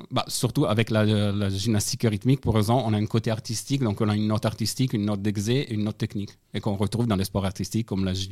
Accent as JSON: {"language": "French", "country": "Italy", "accent": "Italian", "second_language": "French", "moved": "yes", "lives_now": "France", "said": "Alors, mon parcours, moi je suis d'origine italienne. Enfin, je suis italienne."}